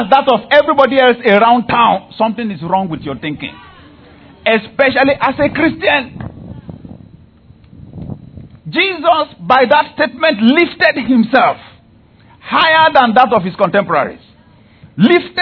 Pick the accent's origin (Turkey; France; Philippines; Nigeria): Nigeria; I am a Nigerian